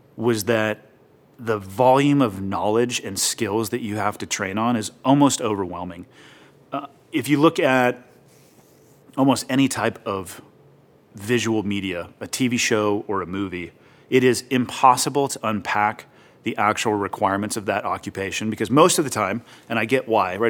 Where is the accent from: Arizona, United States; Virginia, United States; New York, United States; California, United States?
California, United States; Santa Cruz; moved away; also born or lived in Montana; I was born and raised in Santa Cruz, California, uh, basically right in the middle of the state, ocean town.